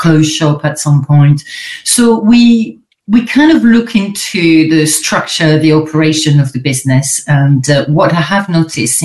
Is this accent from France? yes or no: yes; France; accent: French; English is a second language; moved away as an adult; now in United Kingdom; I'm French originally. I'm sure you've heard, but I've got a bit of an accent where everyone's thinking, where is she from exactly? So I'm French. I was born in France. I lived there till I was 21.